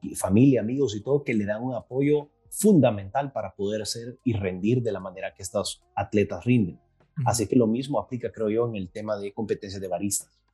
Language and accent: Spanish; El Salvador; soy de El Salvador